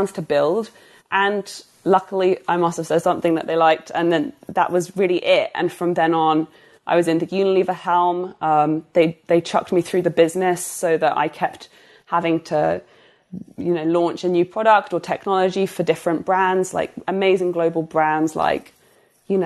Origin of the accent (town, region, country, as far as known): United Kingdom